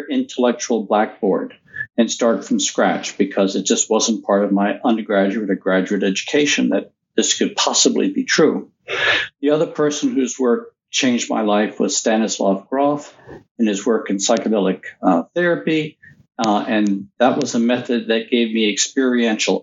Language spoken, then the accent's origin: English; Mississippi, United States; moved away; I was raised in the Deep South in Mississippi.